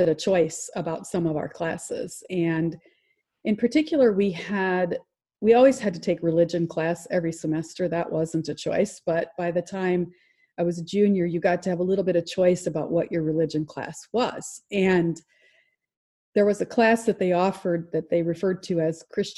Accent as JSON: {"language": "English", "town": "Iowa City", "region": "Iowa", "country": "United States", "tie": "born or raised there", "said": "I was born in Iowa City, Iowa"}